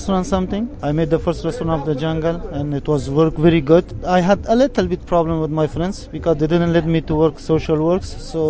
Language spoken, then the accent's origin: English; Afghanistan; English is a second language; moved away as an adult; now in Calais, France; I'm from Afghanistan and I'm in jungle for 9 months.